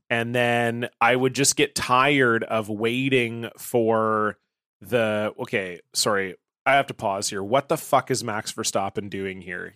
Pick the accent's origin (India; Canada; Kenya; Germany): Canada; Ontario; now in British Columbia, Canada; I grew up in Ontario